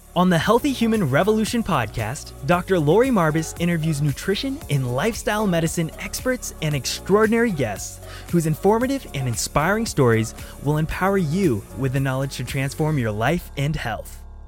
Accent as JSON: {"language": "English", "town": "Blarney", "region": "Munster", "country": "Ireland", "tie": "born or raised there", "said": "I'm Irish, uh, so I grew up in a little town called Blarney, um, right down the south of Ireland."}